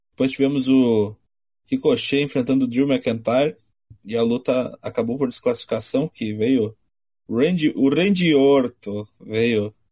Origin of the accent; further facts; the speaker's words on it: Campo Bom, Rio Grande do Sul, Brazil; Sou de Campo Bom, tenho 34 anos de idade